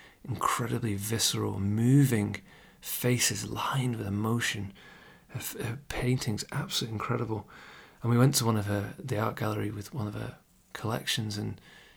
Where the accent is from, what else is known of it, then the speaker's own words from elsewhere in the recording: England, United Kingdom; I'm English, I live in the UK